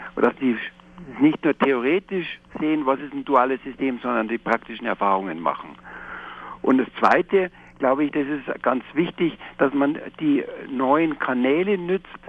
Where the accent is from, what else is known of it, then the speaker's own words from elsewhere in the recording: Germany; bei uns in Deutschland